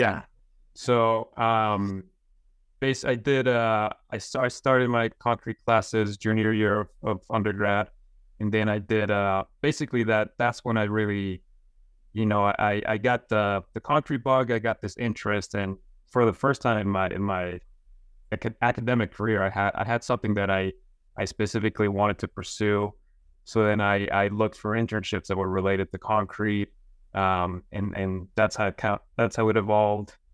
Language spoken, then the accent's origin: English; Las Cruces, New Mexico, United States; moved away as an adult; also born or lived in upstate New York; I'm from Las Cruces in New Mexico.